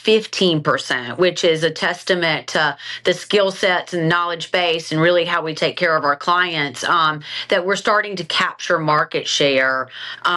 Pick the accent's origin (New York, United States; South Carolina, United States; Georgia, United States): South Carolina, United States; accent: twang; moved away as an adult; also born or lived in Charlotte, North Carolina; now in Raleigh, United States; I grew up in South Carolina